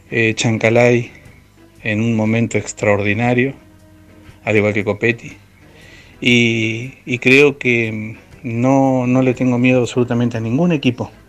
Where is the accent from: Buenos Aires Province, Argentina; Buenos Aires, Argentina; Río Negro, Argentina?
Río Negro, Argentina; Viedma; soy de Viedma, Río Negro